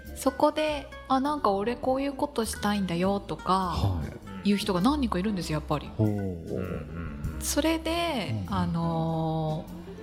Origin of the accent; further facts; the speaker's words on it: Yukuhashi, Fukuoka, Japan; moved away as an adult; also born or lived in Yamaguchi; now in Kitakyushu, Japan; 出身は、はい、今は、えっと、北九州ではないんですが行橋市